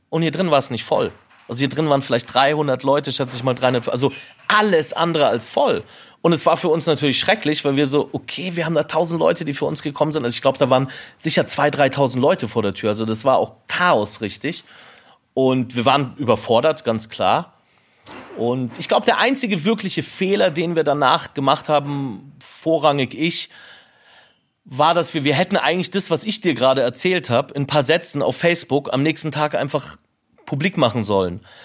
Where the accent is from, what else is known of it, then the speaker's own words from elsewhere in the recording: Munich, Bavaria, Germany; moved away as an adult; wo ich aufgewachsen bin, war das schon immer so eine Gegend, die ich spannend fand. Deswegen war es klar für mich, dass ich hierher ziehe, als ich zurückgezogen bin, nachdem ich zehn Jahre weg war